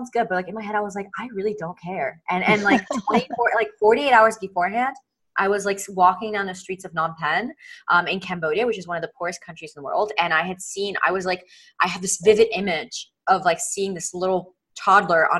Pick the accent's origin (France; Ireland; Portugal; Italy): Italy; moved away; also born or lived in New York City, United States; I'm originally from Italy. I immigrated to the States when I was younger